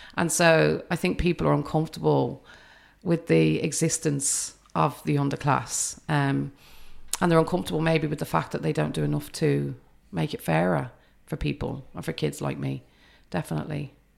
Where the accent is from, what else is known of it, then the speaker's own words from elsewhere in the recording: England, United Kingdom; now in Ireland; I grew up in the U K, but I'm Irish family